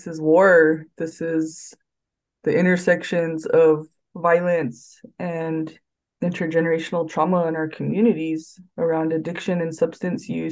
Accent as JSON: {"language": "English", "town": "Santa Clara Pueblo", "region": "New Mexico", "country": "United States", "said": "I'm from Santa Clara Pueblo"}